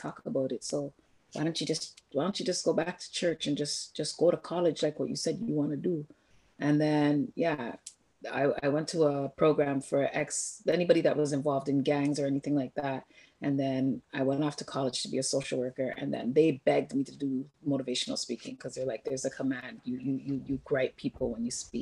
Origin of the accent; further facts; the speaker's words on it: Toronto, Ontario, Canada; I grew up in Jamestown and Jane and Finch